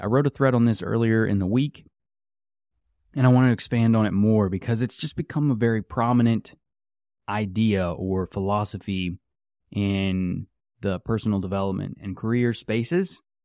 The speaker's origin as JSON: {"language": "English", "region": "West Virginia", "country": "United States", "tie": "born or raised there", "said": "I grew up in West Virginia."}